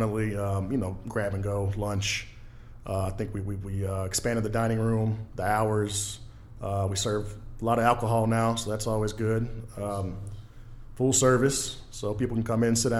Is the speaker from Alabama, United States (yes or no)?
yes; Daphne, Alabama, United States; also born or lived in Mobile, Alabama; Born in Mobile, grew up in Daphne. Went to Daphne High School.